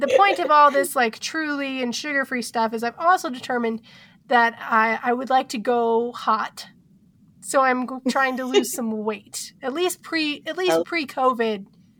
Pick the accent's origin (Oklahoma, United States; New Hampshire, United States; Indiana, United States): Oklahoma, United States; moved away as an adult; now in Colorado, United States; I'm from Oklahoma, and I lived there the majority of my life